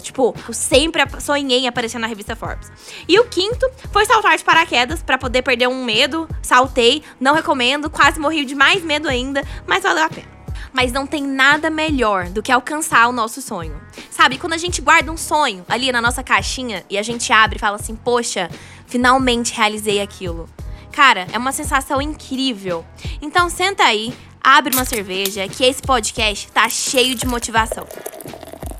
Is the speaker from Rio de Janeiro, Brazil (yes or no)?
no; Goiânia, Goiás, Brazil; sou de Goiânia, sou uma brasileira comum